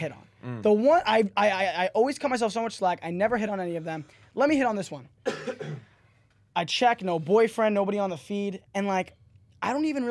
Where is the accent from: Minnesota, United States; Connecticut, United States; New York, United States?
New York, United States; I'm actually from New York.